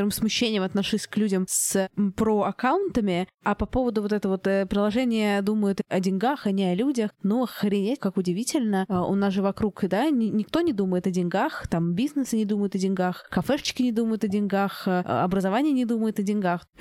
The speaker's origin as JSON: {"language": "Russian", "region": "London", "country": "United Kingdom", "said": "Егор из Кубани, а я из Лондона."}